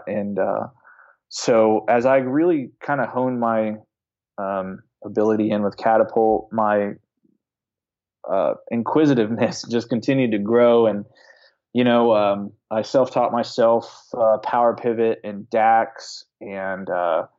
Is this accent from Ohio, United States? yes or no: yes; Dayton, Ohio, United States; I'm a Midwestern kid born and raised in Dayton, Ohio